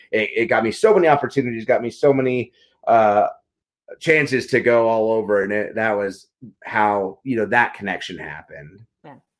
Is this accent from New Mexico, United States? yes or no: yes; Carlsbad, New Mexico, United States; I grew up in Carlsbad, New Mexico, a really small town in, in the Southwest